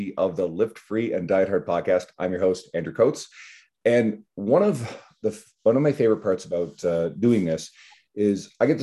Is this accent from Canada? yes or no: yes; Canada; I'm Canadian